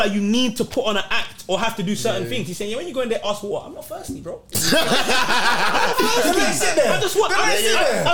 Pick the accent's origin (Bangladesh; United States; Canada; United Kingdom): United Kingdom; London; as a Londoner, it's just like, you get it